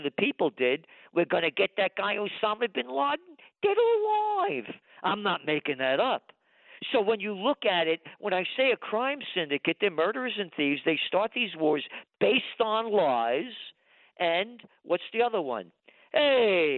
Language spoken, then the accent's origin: English; United States; I'm an American